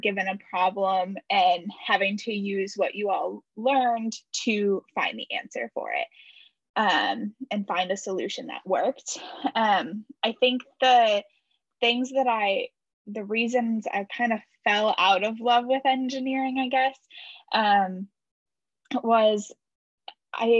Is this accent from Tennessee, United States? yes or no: no; Muskegon, Michigan, United States; moved away as an adult; also born or lived in Houghton, Michigan; now in La Crosse, United States; I'm originally from Muskegon, Michigan, and now I am in LaCrosse, Wisconsin